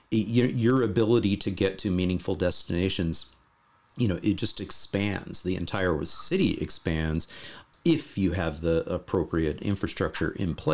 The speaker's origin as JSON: {"language": "English", "country": "Canada", "lives_now": "Netherlands", "said": "as a Canadian living in the Netherlands"}